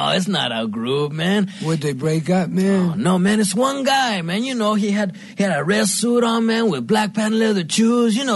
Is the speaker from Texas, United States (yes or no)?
no; Pittsburgh, Pennsylvania, United States; from here, man. Like, I'm from Pittsburgh, man. I don't know too many local dudes.